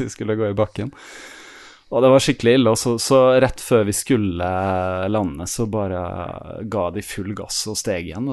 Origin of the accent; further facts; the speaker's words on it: Fredrikstad, Østfold, Norway; now in Stavanger, Norway; jeg er jo egentlig fra Fredrikstad, på Østfold-siden